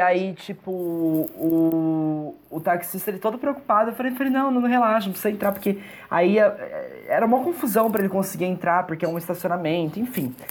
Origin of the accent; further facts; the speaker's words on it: Araçatuba, São Paulo, Brazil; moved away as an adult; also born or lived in Bauru / Londrina / São Bernardo do Campo / Neiva, Colombia; nasci em Aracatuba, aí morei em Aracatuba, morei em Bauru. Aí né, teve um tempo que meus pais moraram em Bauru. Morei em Aracatuba, voltamos para Aracatuba, então cresci em Aracatuba